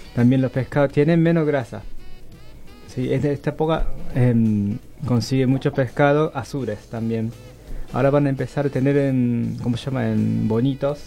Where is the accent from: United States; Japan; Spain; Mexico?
Japan; Spanish is a second language; moved away as an adult; now in Argentina; soy japonés